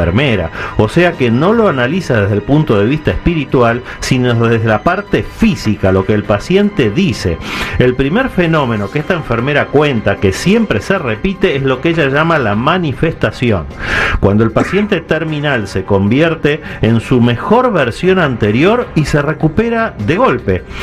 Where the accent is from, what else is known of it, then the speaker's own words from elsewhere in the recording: Zacatecas, Mexico; yo soy de Zacatecas.